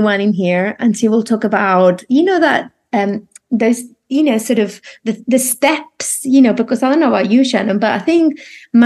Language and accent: English; Spain; now in United Kingdom; I'm from Spain